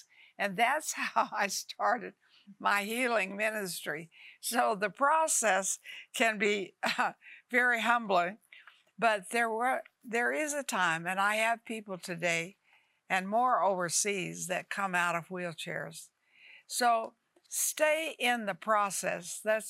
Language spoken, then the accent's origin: English; Dalhart, Texas, United States; I was born in Dalhart, Texas, a little tiny town